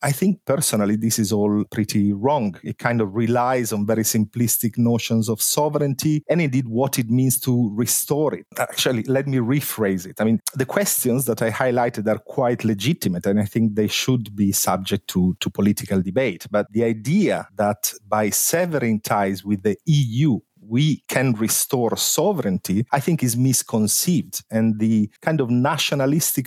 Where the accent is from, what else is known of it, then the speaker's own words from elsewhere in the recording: Italy; now in London, United Kingdom; I'm from Italy